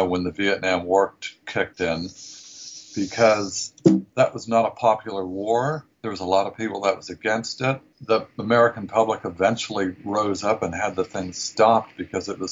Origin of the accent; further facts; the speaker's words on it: New Zealand; moved away as an adult; also born or lived in Southern California, United States; now in San Francisco, United States; I grew up in New Zealand.